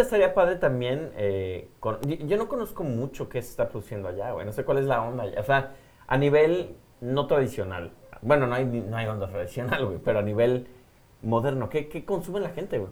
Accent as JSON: {"language": "Spanish", "country": "Mexico", "said": "como buen mexicano, yo creo que me vieron la cara mexicana"}